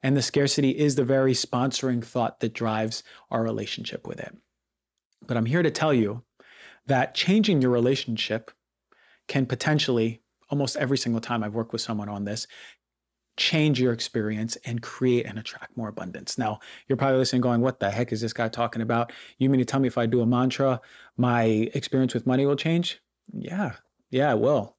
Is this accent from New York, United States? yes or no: yes; New York, United States; growing up in New York